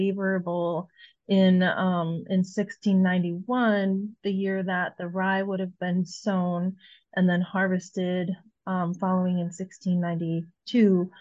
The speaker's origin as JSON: {"language": "English", "region": "Illinois", "country": "United States", "moved": "as an adult", "lives_now": "Iowa, United States", "said": "Illinois is my home state"}